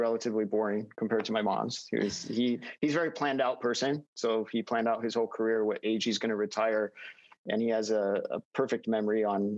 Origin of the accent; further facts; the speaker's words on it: Fremont, California, United States; Grew up in Fremont